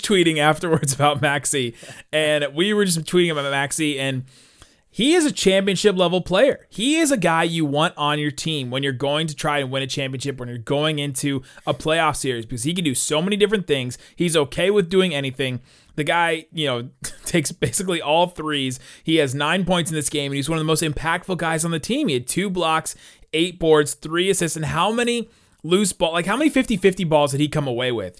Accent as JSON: {"language": "English", "town": "Cincinnati", "region": "Ohio", "country": "United States", "said": "I'm from Cincinnati"}